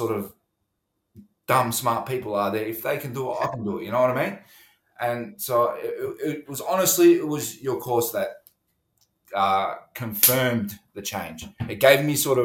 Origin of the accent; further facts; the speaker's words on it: Melbourne, Victoria, Australia; When I was a child, I grew up in St. Kilda, sort of a rough area